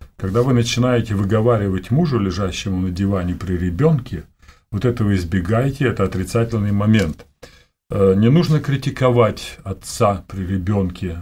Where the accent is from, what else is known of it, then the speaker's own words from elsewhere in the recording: Siberia, Omsk Oblast, Russia; moved away as an adult; also born or lived in Almaty / Bishkek (Frunze); Родился я в Сибири, вот, в холодной, в Омской области – после 10 классов э, переехал в Омск, областной город большой.